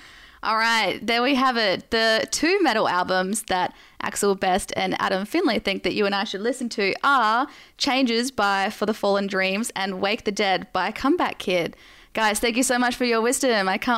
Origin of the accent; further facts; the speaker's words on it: Adelaide, South Australia, Australia; now in Brisbane, Australia; I'm from Adelaide and for you guys too. So I haven't been in Brisbane super, super long